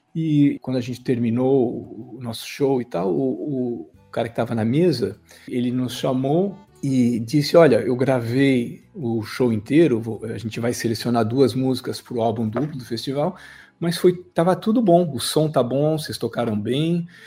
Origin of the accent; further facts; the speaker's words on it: São Paulo, Brazil; moved away as an adult; now in France; Eu nasci em São Paulo, na capital, e eu vivi até os 22 anos.